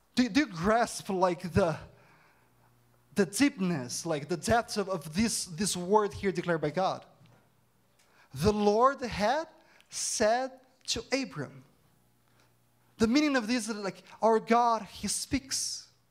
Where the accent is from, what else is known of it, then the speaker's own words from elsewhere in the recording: Campinas, São Paulo, Brazil; first language Portuguese; English is a second language; moved away as an adult; now in Canada; I'm from Campinas, São Paulo City, and my parents, they live in Brazil.